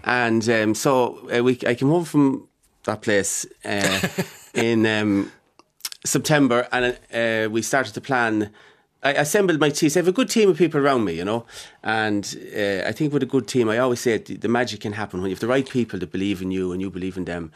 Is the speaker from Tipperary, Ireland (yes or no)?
no; Mullingar, Westmeath, Ireland; born or raised there